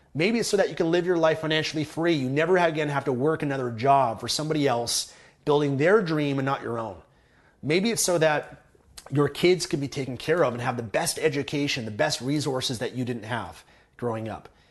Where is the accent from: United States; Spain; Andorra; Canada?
Canada; Vancouver, British Columbia; been born and raised in Vancouver, Canada